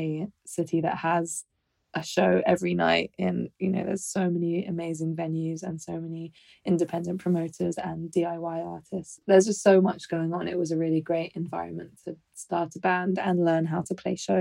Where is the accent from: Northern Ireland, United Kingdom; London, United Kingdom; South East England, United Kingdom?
London, United Kingdom; moved away as an adult; also born or lived in Brighton; I grew up in London